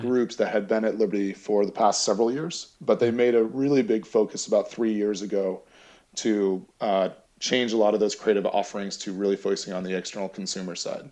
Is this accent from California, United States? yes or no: no; Chelmsford, Massachusetts, United States; I'm originally from outside Boston. I grew up in Chelmsford, Massachusetts